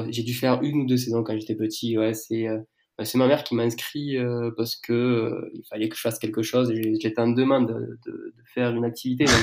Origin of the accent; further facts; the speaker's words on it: south of France, France; accent: southern French; je, j'ai 28 ans, je viens du sud de la France, je pense que ça, ça, s'entend euh, euh, au son de ma voix.